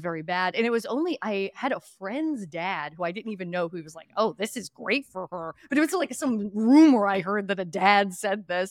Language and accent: English; Philadelphia, Pennsylvania, United States; I grew up in Northeast Philadelphia or originally Western Pennsylvania before